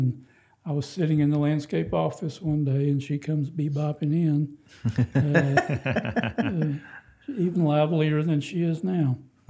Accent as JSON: {"language": "English", "town": "Houston", "region": "Texas", "country": "United States", "tie": "born or raised there", "said": "I grew up in Houston, and we went to a Bible church then."}